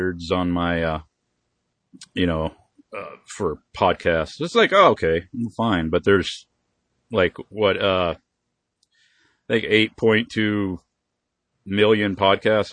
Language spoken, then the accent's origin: English; Oklahoma, United States; I'm from Oklahoma